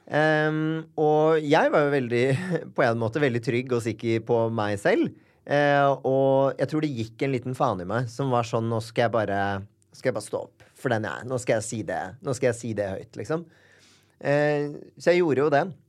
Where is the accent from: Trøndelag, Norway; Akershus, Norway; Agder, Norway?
Akershus, Norway; Bærum; Født og oppvokst eh